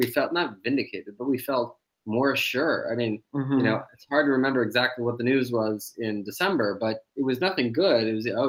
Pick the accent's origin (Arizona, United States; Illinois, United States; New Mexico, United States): New Mexico, United States; Santa Fe; also born or lived in California; now in Berlin, Germany; I grew up in New Mexico in Santa Fe, very high elevation